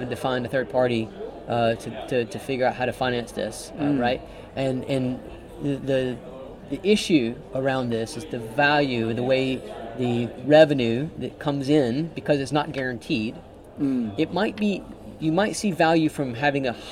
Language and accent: English; United States; I'm an American